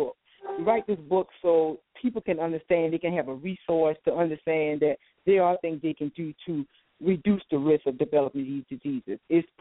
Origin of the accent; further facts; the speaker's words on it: the South, United States; I'm from the South. I know about every type of country food that you want to dream about, born and raised.